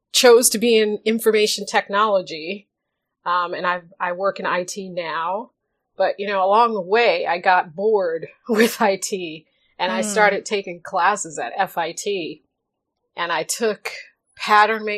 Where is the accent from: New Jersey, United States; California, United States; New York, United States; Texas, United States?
New York, United States; New York City; I grew up in Queens